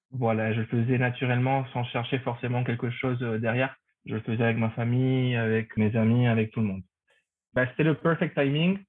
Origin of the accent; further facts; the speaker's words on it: Paraguay; first language Spanish; French is a second language; moved away as an adult; now in Paris, France; Je viens du Paraguay. J'étais au lycée français du Paraguay